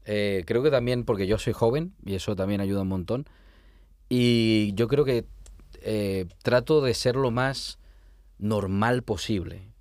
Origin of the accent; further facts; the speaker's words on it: La Rioja, Spain; moved away as an adult; also born or lived in Logroño; now in Barcelona, Spain; yo soy de La Rioja